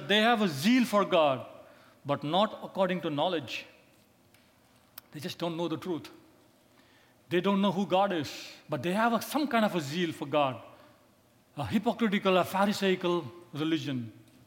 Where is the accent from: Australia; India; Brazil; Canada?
India; I come from India